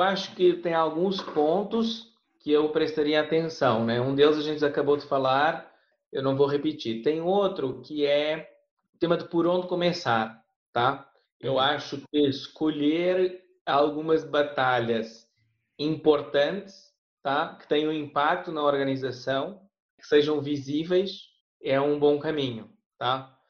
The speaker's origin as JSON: {"language": "Portuguese", "country": "Portugal", "accent": "European Portuguese", "moved": "yes", "said": "meu português de Portugal"}